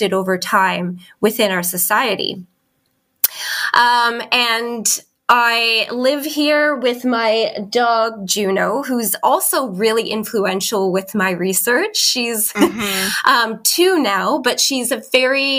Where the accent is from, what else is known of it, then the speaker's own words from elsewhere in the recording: Canada; moved away as an adult; now in Christchurch, New Zealand; I am a Canadian living in New Zealand